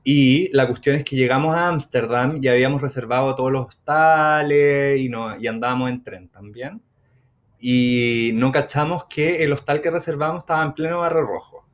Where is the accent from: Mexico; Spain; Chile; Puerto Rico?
Chile; nosotros como buenos chilenos nos sentábamos afuera porque fumábamos.